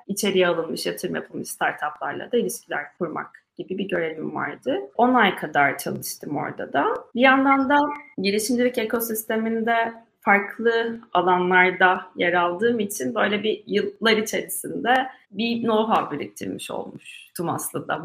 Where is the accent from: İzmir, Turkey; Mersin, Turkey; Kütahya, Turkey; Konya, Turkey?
Mersin, Turkey; moved away as an adult; also born or lived in Istanbul / Ankara; Mersin'de büyüdüm dediğim gibi Mersin Fen Lisesi'ne gittim.